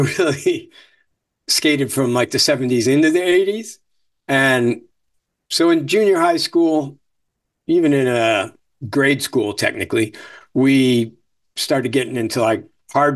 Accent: Venice, Florida, United States; also born or lived in Chicago, Illinois / New York; I was born in Chicago. And then we got to Florida in the early 70s. So I got there in first or second grade

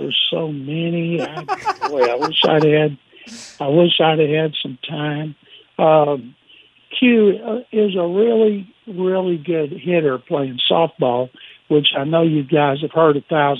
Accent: Waco, Texas, United States; Waco, my hometown

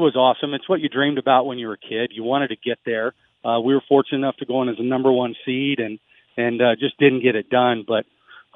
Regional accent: Las Vegas, Nevada, United States; it's my hometown, and it's, like I said, it's where I raised my kids

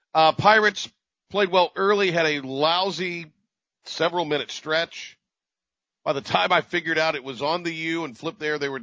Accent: Kinston, North Carolina, United States; I'm from Kinston. I have a pretty good working knowledge of all of this. Grew up there, went to games there.

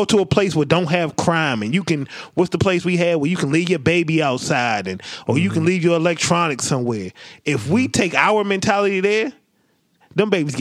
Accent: United States; we're American

